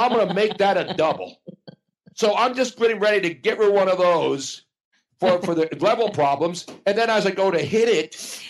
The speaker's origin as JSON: {"language": "English", "town": "Philadelphia", "region": "Pennsylvania", "country": "United States"}